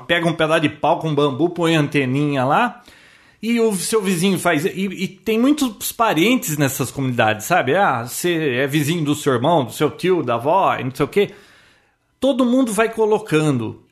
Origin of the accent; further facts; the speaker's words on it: Americana, São Paulo, Brazil; Nasci em Americana